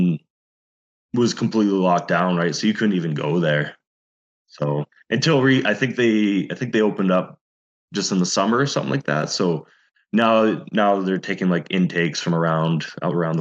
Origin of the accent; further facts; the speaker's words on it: Penticton, British Columbia, Canada; it's my hometown.